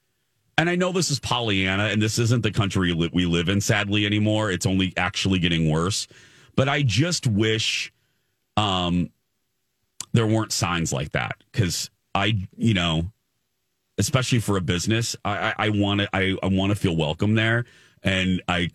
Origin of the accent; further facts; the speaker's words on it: Indiana, United States; I grew up in Indiana